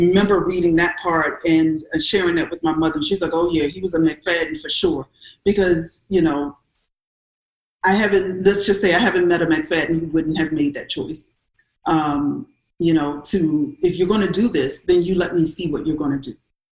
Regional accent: South Carolina, United States; I'm from South Carolina

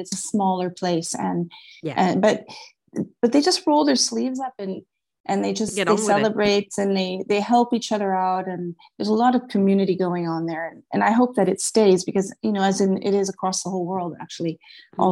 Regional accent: Los Angeles, California, United States; also born or lived in Switzerland; now in Murano, Italy; I grew up in Hollywood

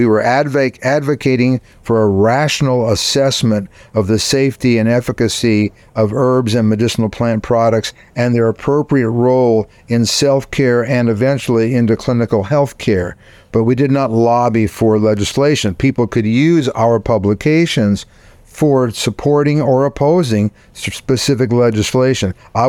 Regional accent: Texas, United States; as a Texan, based on my limited British history.

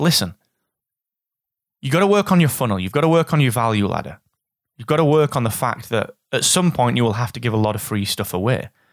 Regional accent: Barnsley, Yorkshire and the Humber, United Kingdom; from Barnsley

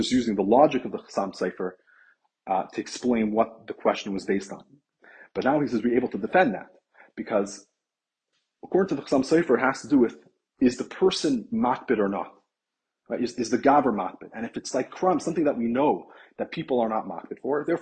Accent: Toronto, Ontario, Canada; I'm from Toronto

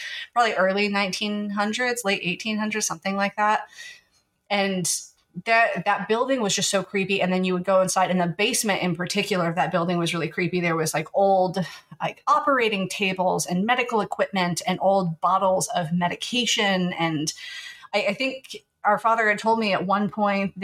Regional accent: the Ozarks, Missouri, United States; moved away as an adult; also born or lived in Oklahoma; now in Washington, United States; the area that Otto and I grew up in the Ozarks

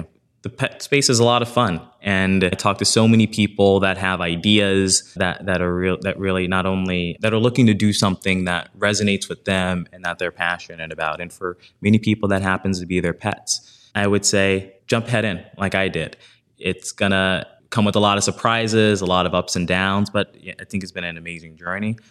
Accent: New Orleans, Louisiana, United States; moved away; also born or lived in New York; I grew up in New Orleans, single parent household

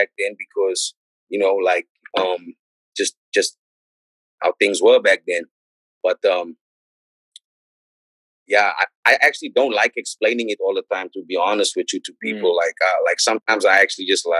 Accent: Johannesburg, Gauteng, South Africa; moved away as an adult; also born or lived in California, United States; now in Oakland, United States; I'm from South Africa

